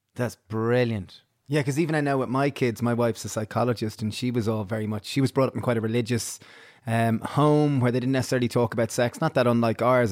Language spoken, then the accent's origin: English; Ireland; growing up in Ireland